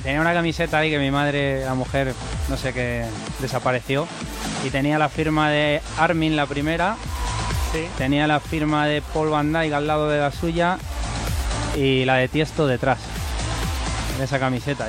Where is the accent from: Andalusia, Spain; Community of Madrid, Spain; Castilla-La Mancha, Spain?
Community of Madrid, Spain; Fuenlabrada; yo soy de Fuela